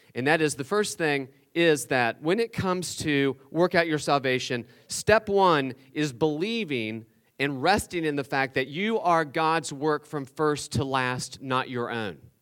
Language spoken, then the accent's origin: English; West Virginia, United States; I'm from West Virginia